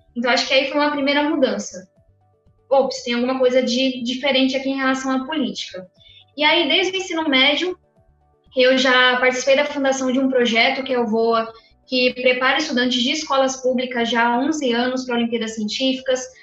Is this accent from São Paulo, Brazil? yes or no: yes; São Paulo, Brazil; moved away as an adult; also born or lived in United States; eu venho da periferia de São Paulo